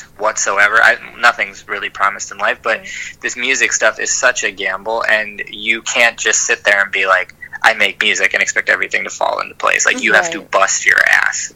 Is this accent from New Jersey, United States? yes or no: yes; New Jersey, United States; also born or lived in Virginia / Delaware; I'm born and raised in New Jersey.